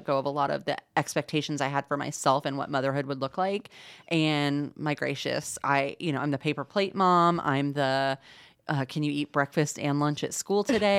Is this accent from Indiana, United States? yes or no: yes; Indianapolis, Indiana, United States; also born or lived in Illinois / Atlanta / Boston; But I'm originally born and raised in Indianapolis. Went to college in Illinois, spent some time in Atlanta, Georgia, working for a think tank after college, and then spent about 10 years in Boston, Massachusetts, working there.